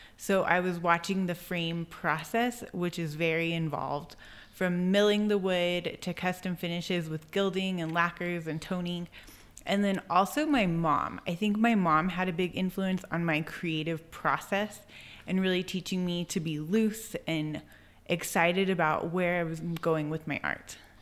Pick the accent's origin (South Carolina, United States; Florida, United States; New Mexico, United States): New Mexico, United States; Albuquerque; also born or lived in Santa Clara Pueblo; I was born in Albuquerque. I grew up in Albuquerque. I lived there until two thousand nine, until I was about twenty-two.